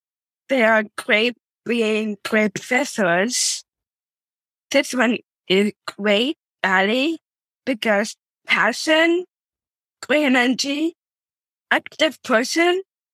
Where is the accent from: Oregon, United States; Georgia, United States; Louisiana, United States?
Oregon, United States; I am from Oregon. This is my hometown. Born here, raised here, I live here, and I live with my parents.